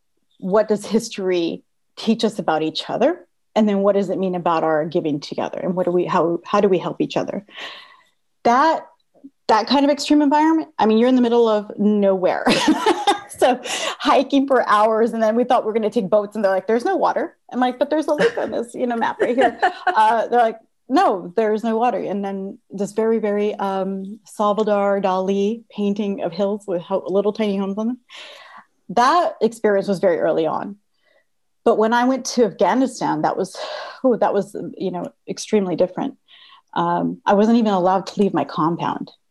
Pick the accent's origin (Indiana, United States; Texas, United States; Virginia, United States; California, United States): Texas, United States; Texas–Mexico border, United States; moved away; I grew up on the border of Texas and Mexico, and we were pretty poor